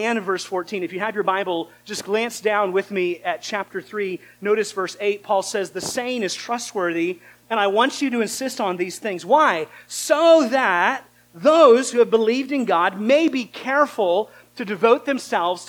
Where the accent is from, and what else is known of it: United States